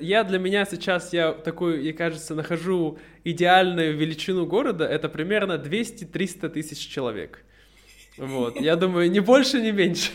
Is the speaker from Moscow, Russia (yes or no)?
no; Irkutsk, Irkutsk Oblast, Russia; moved away as an adult